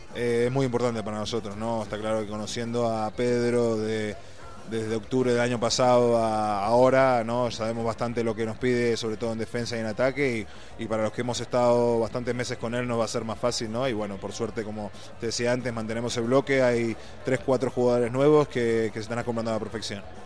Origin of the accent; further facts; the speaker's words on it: Uruguay; now in Spain; En Uruguay, como todo uruguayo, empecé jugando al fútbol.